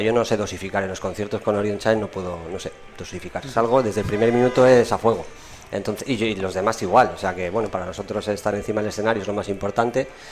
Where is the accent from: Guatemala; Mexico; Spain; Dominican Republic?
Spain; Matiena, Basque Country; moved away; yo además soy de aquí de Matiena, de toda la vida, aunque ahora vivo fuera, pero bueno, pues me crié aquí